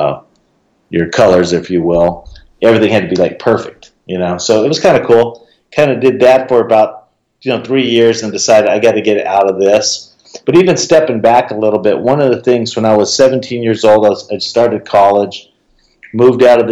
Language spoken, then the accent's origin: English; Phoenix, Arizona, United States; also born or lived in Santa Fe, New Mexico; I was born in Santa Fe, New Mexico. We moved to Phoenix when I was about 6 months old. Grew up in the inner city